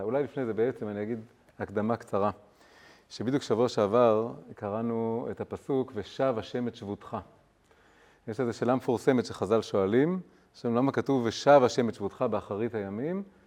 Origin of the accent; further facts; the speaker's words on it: Tel Aviv, Tel Aviv District, Israel; moved away as an adult; also born or lived in Jerusalem / London; גדלתי פה בילדות המוקדמת, באזור, אה, כיכר עטרים, ליד באר, ברחוב הירקון